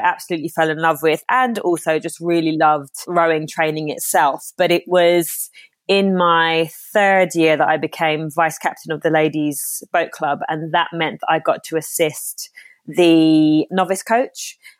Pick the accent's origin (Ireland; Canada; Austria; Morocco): Ireland; Yeah, see, I'm half Irish, half Jamaican. I lived in Ireland. I was born in Ireland, hence me still pronouncing my R's and sounding like I'm from the West Country.